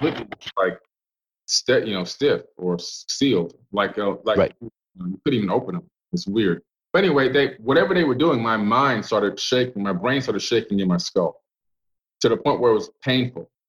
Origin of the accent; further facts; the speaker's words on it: Miami, Florida, United States; moved away; also born or lived in Cambria Heights, Queens, New York; we moved from that nice suburb to Oak Block, Florida in Miami, which was a pretty hard area to live and grow up